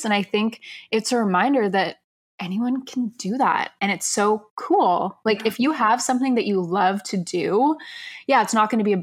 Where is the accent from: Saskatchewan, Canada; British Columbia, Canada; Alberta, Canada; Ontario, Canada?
Ontario, Canada; Toronto; we are from Toronto, so a lot of the people we talk to are Toronto-based brands